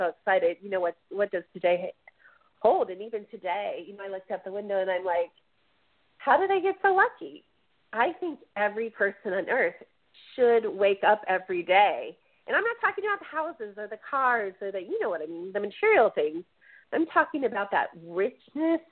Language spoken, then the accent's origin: English; Chicago, Illinois, United States; I'm from Chicago